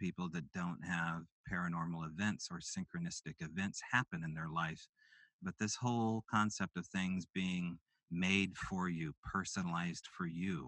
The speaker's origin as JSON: {"language": "English", "region": "Pacific Northwest", "country": "United States", "said": "I'm from the Pacific Northwest."}